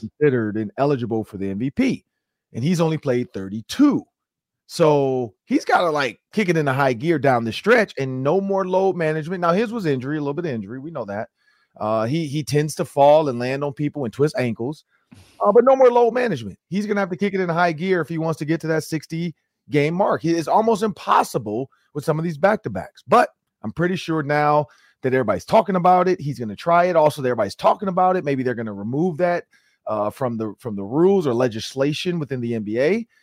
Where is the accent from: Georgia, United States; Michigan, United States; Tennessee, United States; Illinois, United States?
Michigan, United States; Detroit; moved away; we are both from Detroit